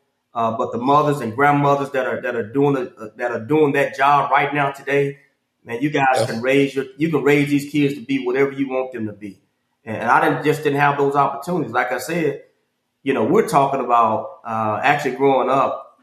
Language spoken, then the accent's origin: English; Houston, Texas, United States; I grew up in Northside, Houston, Texas, Acres Home